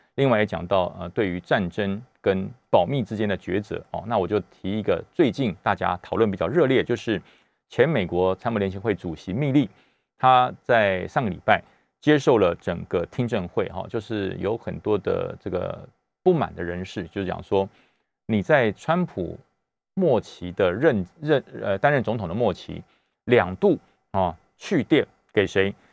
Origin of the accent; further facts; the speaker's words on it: Taiwan; 我们中华民国的两千三百万人，我们从小就生在台湾，长在台湾，吃台湾的米，喝台湾的水长大